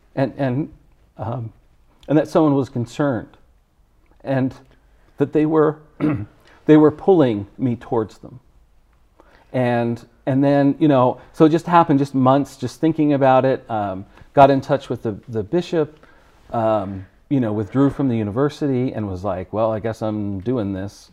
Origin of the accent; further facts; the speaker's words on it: Connecticut, United States; I was born in Connecticut